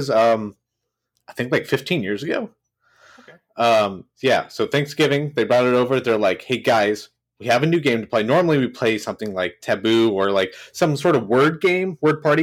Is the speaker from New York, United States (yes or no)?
no; California, United States; now in Arizona, United States; I'm from California originally. I met Vito and Mike from Not Your Father's Movies over in California. We all went to school together